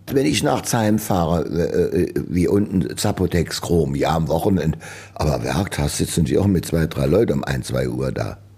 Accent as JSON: {"language": "German", "town": "Trier", "region": "Rhineland-Palatinate", "country": "Germany", "tie": "born or raised there", "said": "In Trier. Ich wollte auch nie von Trier weg. Ich bin Trier, ich bin groß geworden hier in der Bruchhausenstraße"}